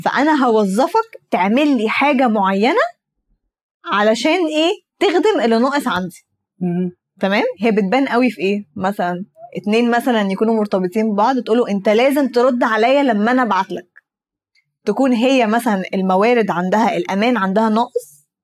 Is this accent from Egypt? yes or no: yes; Egypt; انا مثلا مصريه عربيه